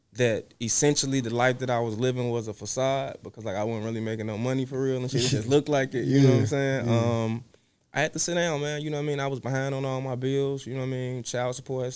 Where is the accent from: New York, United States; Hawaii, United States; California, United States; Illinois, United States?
Illinois, United States; Chicago; I started on the south side of Chicago. I come from the Ida B. Wells Projects, which are no longer there.